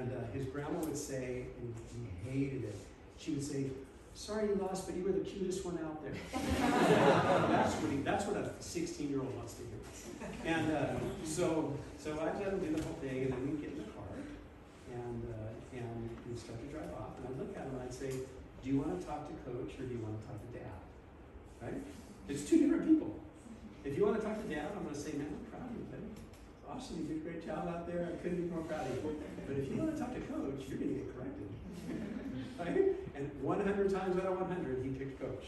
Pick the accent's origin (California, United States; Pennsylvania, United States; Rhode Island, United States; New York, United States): California, United States; Southern; moved away; I grew up in Southern California on the beach